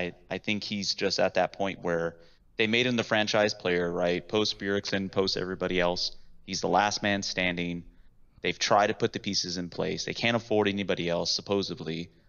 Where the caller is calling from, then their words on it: Austin, Texas, United States; Austin, Texas.